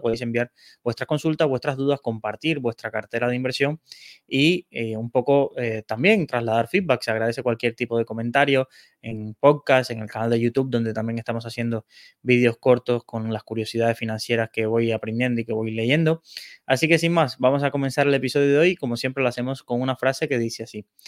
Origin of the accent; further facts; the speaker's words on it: Cuba; moved away as an adult; personas que hemos tenido que abandonar nuestro país de origen, en este caso Cuba